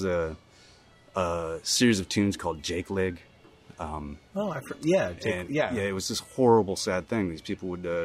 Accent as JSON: {"language": "English", "town": "Ann Arbor", "region": "Michigan", "country": "United States", "tie": "born or raised there", "said": "growing up in Ann Arbor"}